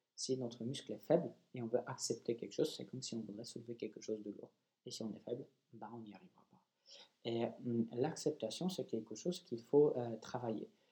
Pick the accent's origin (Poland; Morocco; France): Poland; je suis polonais